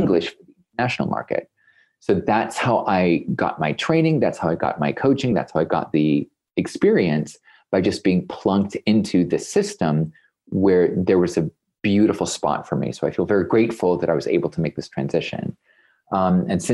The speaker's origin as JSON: {"language": "English", "country": "United States", "moved": "yes", "lives_now": "Germany", "said": "me being an American here in Germany"}